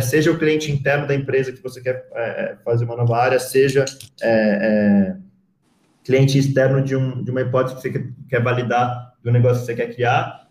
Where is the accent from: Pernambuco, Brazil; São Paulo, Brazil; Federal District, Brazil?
São Paulo, Brazil; moved away as an adult; also born or lived in Rio de Janeiro; sou de São Paulo, eu, eu, eu mudei um, para o Rio de Janeiro no, em 2019, 2009 para fazer faculdade lá